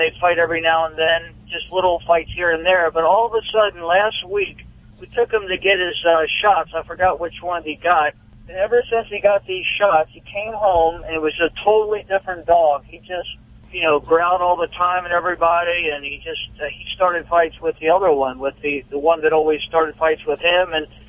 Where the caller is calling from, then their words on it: Rockville, Maryland, United States; Yes, I'm here in Rockville, Maryland.